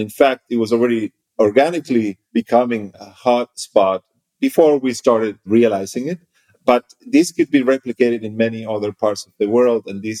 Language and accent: English; Las Palmas de Gran Canaria, Canary Islands, Spain; moved away as an adult; also born or lived in United States / Berlin, Germany; I was born and raised in the Canary Islands, first of all. I then lived a couple of years, almost 5 years in the US, also spent some time living in Northern Europe, in Germany, in Berlin in particular.